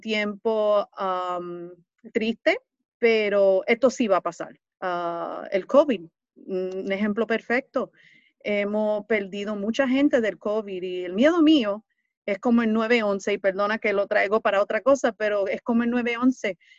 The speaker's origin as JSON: {"language": "Spanish", "town": "New York City", "region": "New York", "country": "United States", "tie": "born or raised there", "said": "Yo soy nacida y criada aquí en Nueva York, en el Bronx, pero de familia latina"}